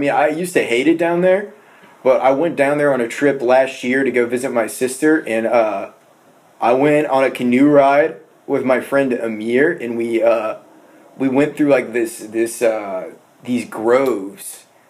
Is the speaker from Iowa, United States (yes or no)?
no; South Florida, United States; I was born down in South Florida.